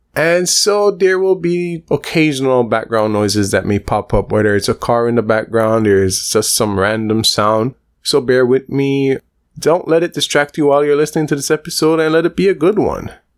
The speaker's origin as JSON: {"language": "English", "country": "Belize", "said": "There's also a lot of Spanish speakers and Belize based on our geographic location"}